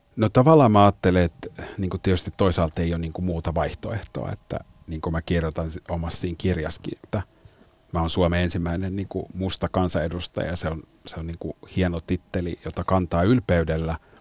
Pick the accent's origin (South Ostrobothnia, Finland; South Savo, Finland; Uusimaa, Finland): Uusimaa, Finland; Helsinki; Suomessa kasvana